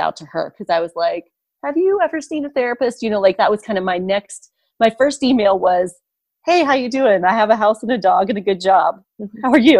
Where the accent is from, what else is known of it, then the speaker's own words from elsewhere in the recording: Ohio, United States; moved away as an adult; also born or lived in Colorado / California; I grew up in Ohio and there's great trees there.